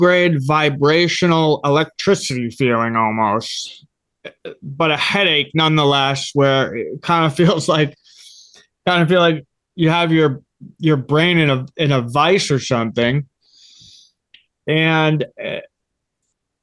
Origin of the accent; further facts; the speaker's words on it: Grafton, Massachusetts, United States; I grew up in Grafton, Massachusetts